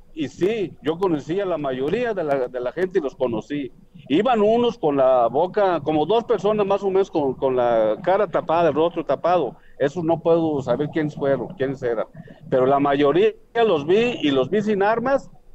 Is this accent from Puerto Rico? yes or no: no; La Ruana, Michoacán, Mexico; me fui para allá, para mi pueblo, para La Ruana